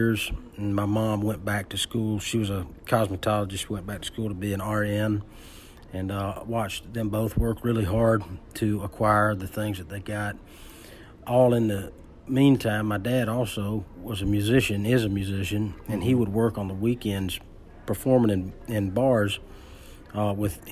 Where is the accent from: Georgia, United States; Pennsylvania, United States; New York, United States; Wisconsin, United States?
Georgia, United States; Ellaville; also born or lived in Americus, Georgia / Richland, Georgia; I from rural South Georgia, I always say I was born in Americus. I grew up in Ellaville, and I was raised in Richland